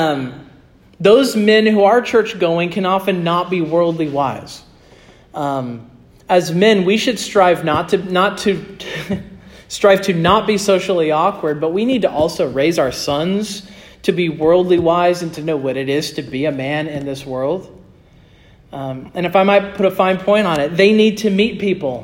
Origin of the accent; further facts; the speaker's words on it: Kansas, United States; moved away; I'm from Kansas